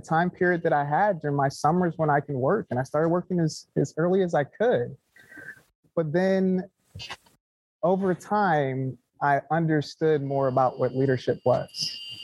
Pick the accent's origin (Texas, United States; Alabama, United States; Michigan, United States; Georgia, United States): Michigan, United States; Detroit; also born or lived in Anaheim, California; grew up in um, Metro Detroit, but I was born in Southern California. Anaheim